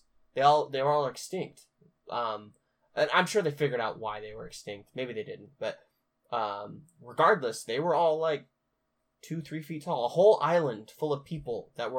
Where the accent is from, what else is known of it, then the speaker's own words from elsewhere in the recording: Pacific Northwest, United States; we're from the Pacific Northwest